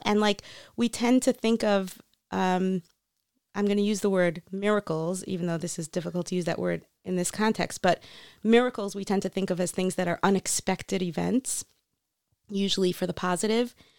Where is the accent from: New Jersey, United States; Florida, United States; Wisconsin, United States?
Florida, United States; North Miami Beach; moved away as an adult; also born or lived in New York; now in Israel; I grew up in North Miami Beach, Florida.